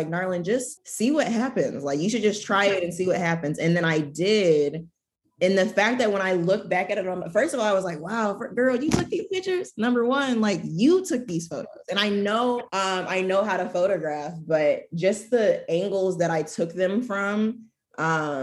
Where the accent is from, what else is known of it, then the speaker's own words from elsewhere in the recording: Michigan, United States; I'm from Michigan